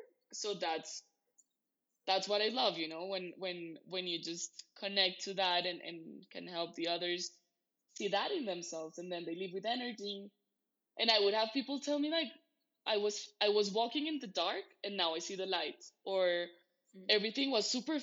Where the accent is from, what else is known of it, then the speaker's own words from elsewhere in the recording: Bogotá, Bogotá Capital District, Colombia; I'm from Bogota, Colombia, in South America